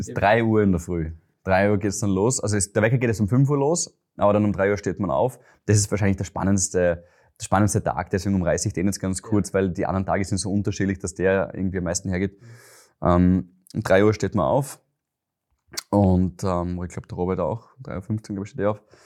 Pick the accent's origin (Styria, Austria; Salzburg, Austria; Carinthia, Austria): Styria, Austria; Graz; moved away as an adult; now in Vienna, Austria; ich bin ein Steirer